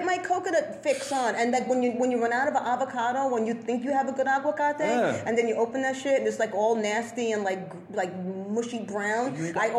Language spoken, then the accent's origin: English; New York City, New York, United States; also born or lived in South Slope, Brooklyn; I grew up in the Bronx